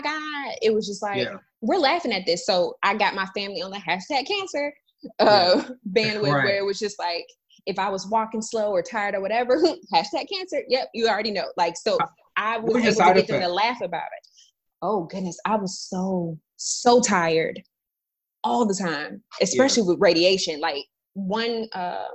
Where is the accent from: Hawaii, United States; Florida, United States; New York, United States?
Florida, United States; moved away; I'm originally from Florida, so I was about 4 hours away from my hometown